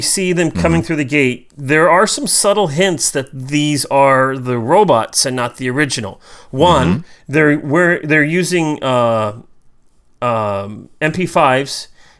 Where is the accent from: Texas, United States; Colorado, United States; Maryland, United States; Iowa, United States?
Iowa, United States; I'm from Iowa.